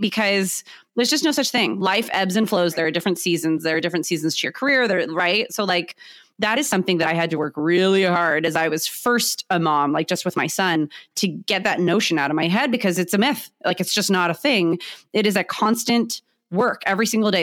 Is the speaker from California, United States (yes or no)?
yes; San Diego, California, United States; I am born and raised in San Diego